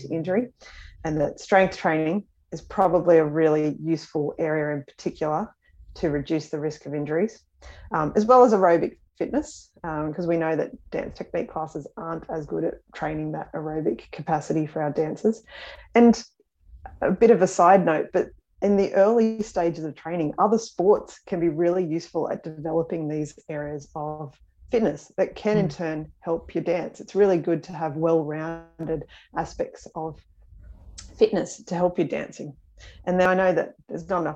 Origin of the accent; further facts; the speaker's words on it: Australia; Growing up in Australia